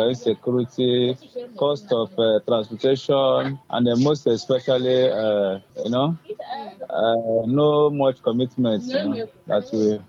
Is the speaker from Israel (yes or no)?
no; Nigeria; moved away; I came from Masuka.